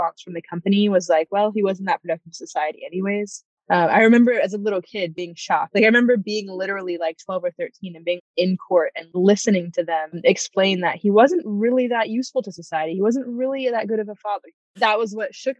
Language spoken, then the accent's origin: English; Fresno, California, United States; also born or lived in Santa Cruz, California; We moved to Fresno